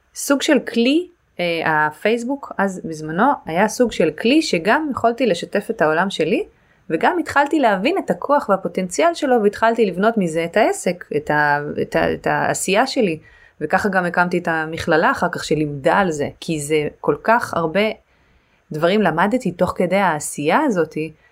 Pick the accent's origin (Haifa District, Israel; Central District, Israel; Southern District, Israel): Haifa District, Israel; the Krayot; also born or lived in Caribbean; now in Tel Aviv, Israel; גדלתי בקריות